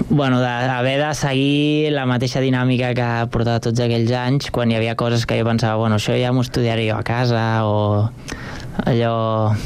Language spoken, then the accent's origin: Catalan; Sant Cugat del Vallès, Catalonia, Spain; born or raised there; also born or lived in Barcelona